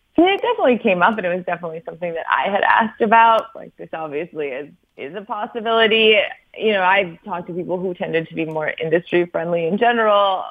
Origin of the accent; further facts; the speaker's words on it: Wisconsin, United States; I'm from Wisconsin